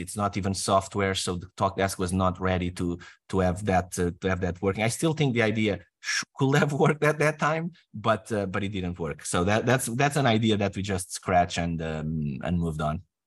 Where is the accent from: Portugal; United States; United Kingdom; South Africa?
Portugal; moved away as an adult; I'm from Portugal.